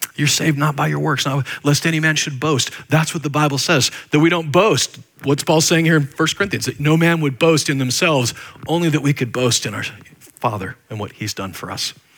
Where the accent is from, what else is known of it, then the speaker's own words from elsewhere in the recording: Nebraska, United States; moved away; I was just a white trash kid from middle of nowhere, Nebraska